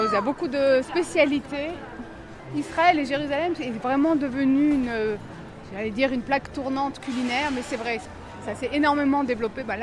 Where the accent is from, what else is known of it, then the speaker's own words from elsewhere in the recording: eastern France, France; Moi, je viens euh, de l'est de la France, donc c'est un, endroit plus froid.